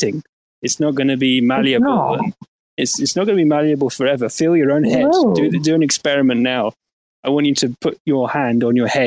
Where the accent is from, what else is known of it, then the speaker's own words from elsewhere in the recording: England, United Kingdom; I'm English.